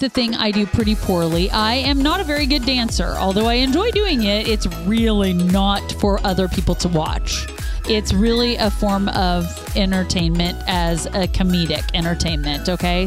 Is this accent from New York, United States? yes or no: no; Kansas, United States; we're from Kansas.